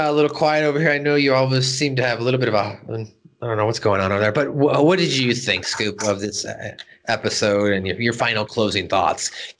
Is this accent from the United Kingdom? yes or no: yes; United Kingdom; Of course, I liked, I'm a British person.